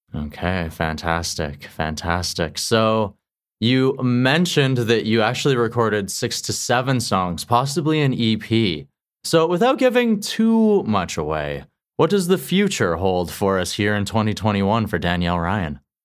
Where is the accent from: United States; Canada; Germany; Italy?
Canada; Qu'Appelle Valley, Saskatchewan; I'm originally from Saskatchewan